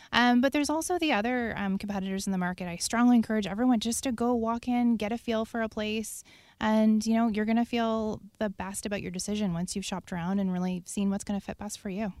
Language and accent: English; Prince Edward Island, Canada; now in Victoria, Canada; I'm from Prince Edward Island on the East Coast